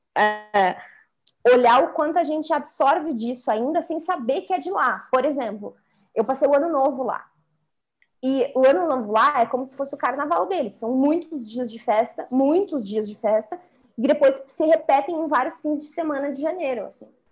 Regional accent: Brazil; nós, como brasileiros

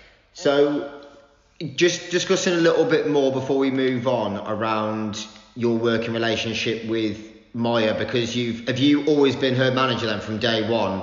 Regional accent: Shrewsbury, West Midlands, United Kingdom; Where I grew up in Shrewsbury, that was generally 99% white people.

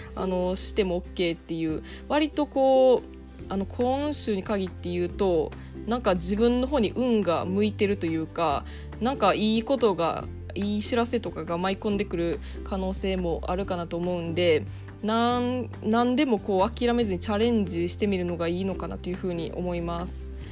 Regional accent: Osaka, Japan; moved away as an adult; now in Ireland; 私は大阪出身

